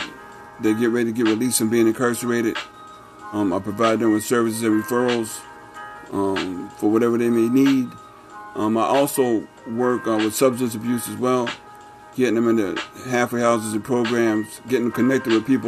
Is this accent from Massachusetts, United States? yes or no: yes; Springfield, Massachusetts, United States; born and raised in Springfield. I'm from the Mason Square area, born and raised all my life